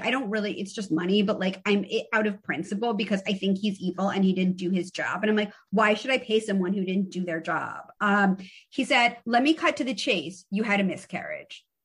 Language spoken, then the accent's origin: English; New York City, New York, United States; I'm from the Upper East Side of Manhattan. I went to an all girls private school